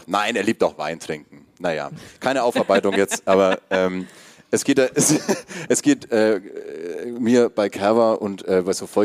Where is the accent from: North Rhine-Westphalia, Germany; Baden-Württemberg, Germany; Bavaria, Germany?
Bavaria, Germany; ich bin ja also im Landkreis Fürth aufgewachsen.